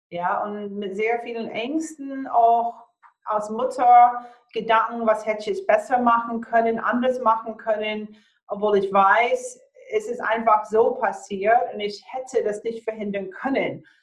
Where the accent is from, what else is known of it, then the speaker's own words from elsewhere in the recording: Florida, United States; Ich bin in Florida aufgewachsen und ähm, habe auch dort als Kleinkind einige so Hurricanes, diese ja, Tornados erlebt.